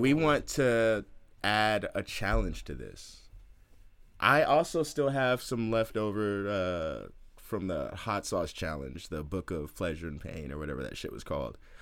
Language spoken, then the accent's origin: English; Oakland, California, United States; I'm from Oakland